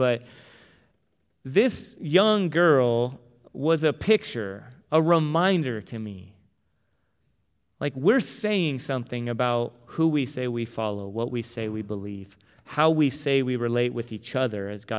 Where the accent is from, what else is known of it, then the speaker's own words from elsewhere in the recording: Tucson, Arizona, United States; But no, that we're from Tucson and we had U of A gear and all this stuff.